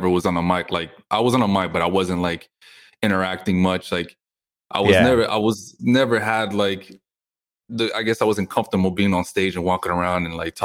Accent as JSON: {"language": "English", "town": "Houston", "region": "Texas", "country": "United States", "tie": "born or raised there", "moved": "yes", "lives_now": "Miami, United States", "said": "coming from Houston, I mean, I grew up listening to zero Caribbean music"}